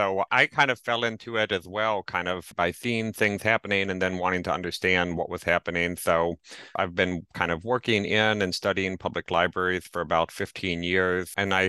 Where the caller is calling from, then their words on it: Greensboro, North Carolina, United States; I'm calling in from Greensboro, North Carolina